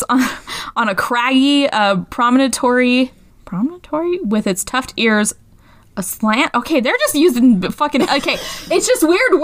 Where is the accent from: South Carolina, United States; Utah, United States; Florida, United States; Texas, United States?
Utah, United States; Cedar City; I'm from Cedar. I'm from here.